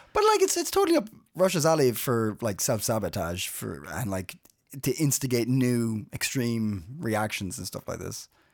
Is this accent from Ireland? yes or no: yes; Ireland; now in Denmark; I'm Irish